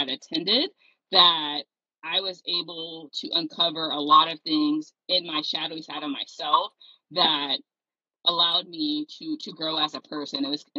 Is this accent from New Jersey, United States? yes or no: no; Stockton, California, United States; I'm from Stockton, California.